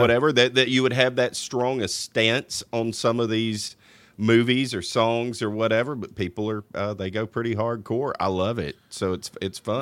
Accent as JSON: {"language": "English", "region": "Louisiana", "country": "United States", "tie": "born or raised there", "said": "I'm from Louisiana.\" No, you don't talk like them, like I promise you, I've lived there pretty much my whole life."}